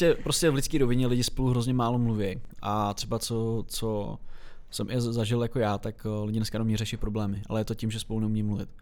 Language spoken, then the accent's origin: Czech; Czechia; jako Češi